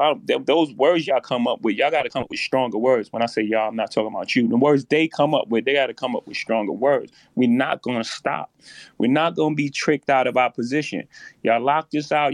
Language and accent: English; New York City, New York, United States; I come from Marcy projects. In my first house, six fifteen Lexington Avenue, my mo- grandmother's house